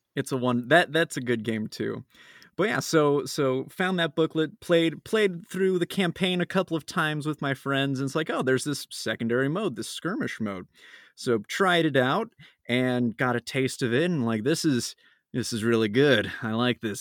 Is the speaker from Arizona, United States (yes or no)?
yes; Phoenix, Arizona, United States; I'm from Phoenix, Arizona